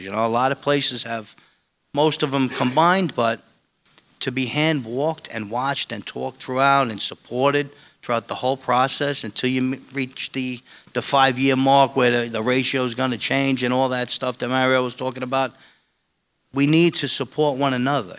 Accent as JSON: {"language": "English", "town": "New York City", "region": "New York", "country": "United States", "tie": "born or raised there", "said": "where I grew up in Staten Island"}